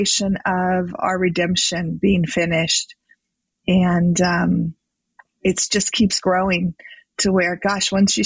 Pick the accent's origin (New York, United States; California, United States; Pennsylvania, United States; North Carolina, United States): California, United States; I grew up in California. I've always lived in California.